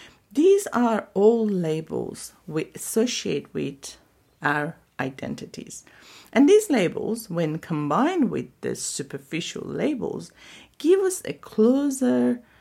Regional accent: Iran; So I'm from Iran.

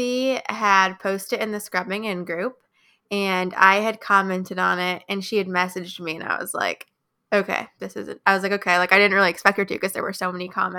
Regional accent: Midwest, United States; now in Wilmington, United States; I am from the Midwest, about an hour east of Chicago

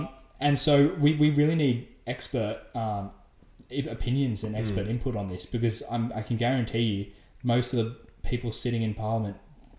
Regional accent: Sydney, New South Wales, Australia; I'm from Sydney originally. From the city, unlike Ollie, so I'm a bit of a city slicker

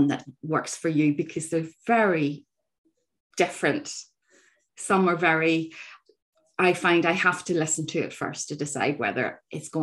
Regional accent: Northern Ireland, United Kingdom; growing up in Northern Ireland, our north coast

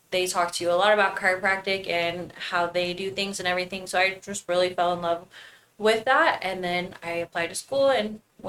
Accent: Lovington, New Mexico, United States; I'm from Lovington, New Mexico. I grew up showing animals.

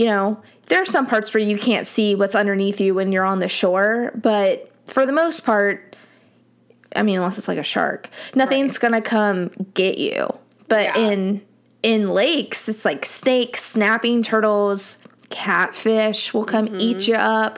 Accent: Miami, Florida, United States; moved away; growing up in Miami

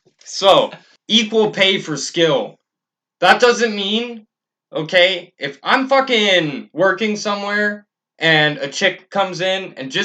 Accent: Canada; As a Canadian citizen

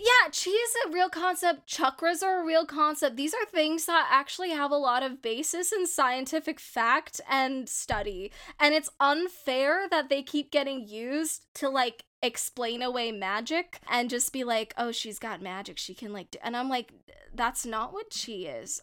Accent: India; my authentic experience of being a Indian person

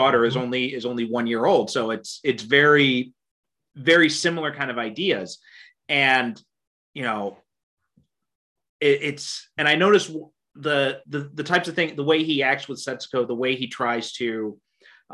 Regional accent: United States; I was born and raised in America

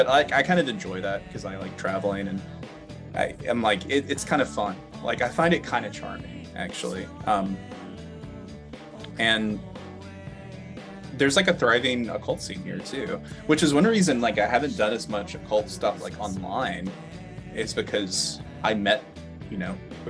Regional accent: Alabama, United States; moved away as an adult; also born or lived in Atlanta; now in Minneapolis, United States; I'm from Alabama originally

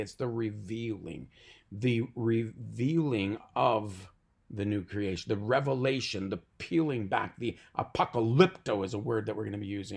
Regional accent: Canada

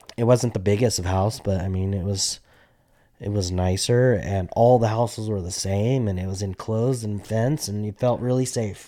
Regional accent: Albuquerque, New Mexico, United States; we grew up in Albuquerque, New Mexico

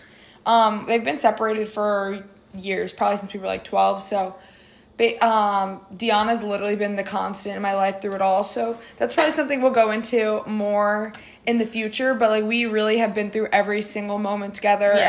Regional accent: New Jersey, United States; we're from Jersey, but we're like 30 minutes apart

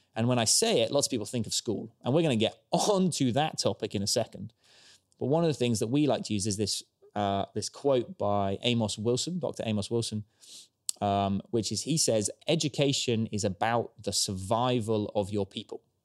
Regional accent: Stroud, South West England, United Kingdom; born and raised in Stroud

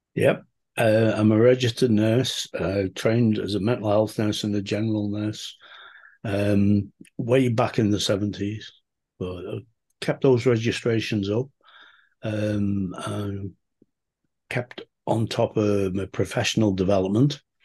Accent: Liverpool, North West England, United Kingdom; I'm from Liverpool in the U K

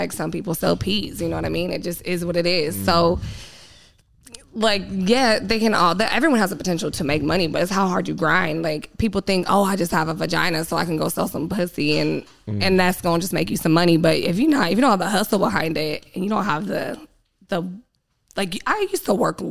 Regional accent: San Diego, California, United States; I grew up in Southeast San Diego

